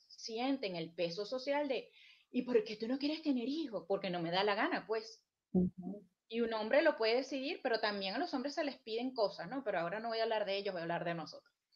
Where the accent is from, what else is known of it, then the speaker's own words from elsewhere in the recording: Venezuela; moved away; yo como venezolana